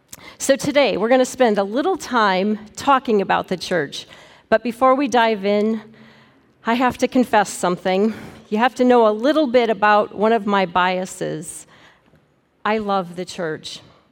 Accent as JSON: {"language": "English", "region": "Montana", "country": "United States", "tie": "born or raised there", "said": "When I was a kid growing up in Northwest Montana, we attended a small Lutheran church."}